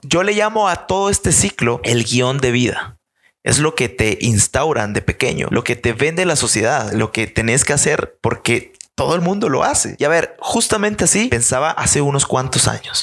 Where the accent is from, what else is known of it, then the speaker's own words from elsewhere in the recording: Guatemala; Yo nací en Guatemala en 1995 no hagas la mate, tengo 23 años actualmente y pues me crié en una familia maravillosa